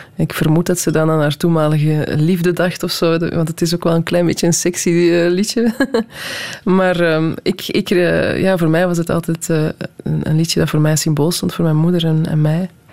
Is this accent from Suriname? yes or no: no; Belgium; also born or lived in Netherlands; ik ben in Nederland geboren, onmiddellijk naar België gekomen. Dan heb ik twee of drie jaar in Nederland gewoond. en zijn we terug naar België gekomen.